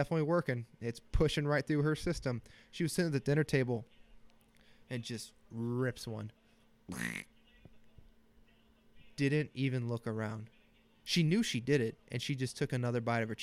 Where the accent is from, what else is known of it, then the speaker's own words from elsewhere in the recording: Bettendorf, Iowa, United States; moved away; Bettendorf, Iowa.